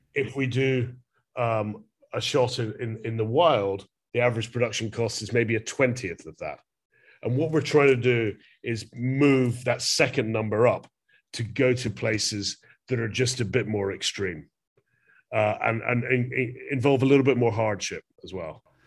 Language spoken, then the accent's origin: English; Glasgow, Scotland, United Kingdom; I'm from Glasgow in Scotland